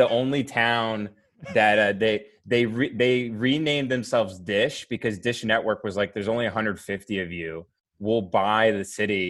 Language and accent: English; Abilene, Texas, United States; also born or lived in Lubbock, Texas / Big Spring, Texas; I was born in Lubbock. I was raised in Abilene, Texas.